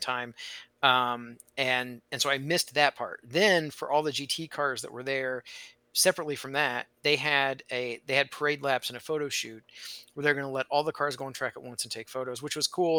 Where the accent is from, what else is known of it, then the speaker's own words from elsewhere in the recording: Indiana, United States; I grew up in Indiana